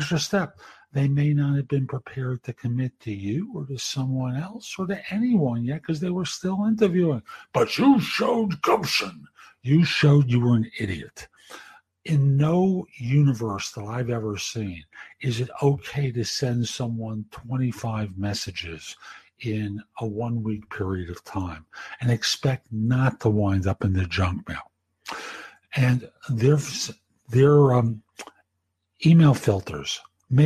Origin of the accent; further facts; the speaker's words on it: New York City, New York, United States; growing up in the Bronx back in the day